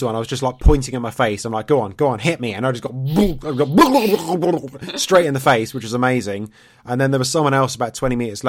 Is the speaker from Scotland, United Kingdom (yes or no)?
no; East Anglia, East of England, United Kingdom; I'm from East Anglia, so that's much more East